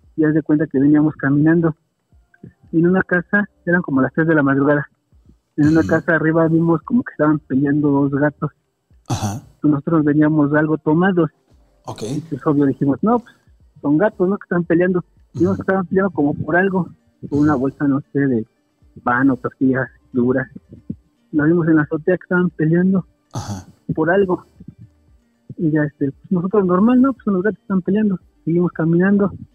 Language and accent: Spanish; Toluca, State of Mexico, Mexico; Soy de Toluca